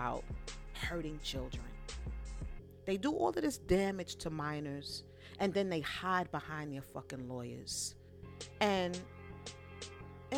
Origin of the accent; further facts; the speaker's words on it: New York City, New York, United States; I'm from Brooklyn.